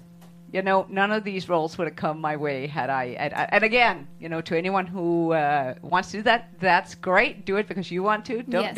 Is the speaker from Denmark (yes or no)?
yes; Denmark; moved away; I am part of a group of Norwegian settlers, which I'm from Denmark originally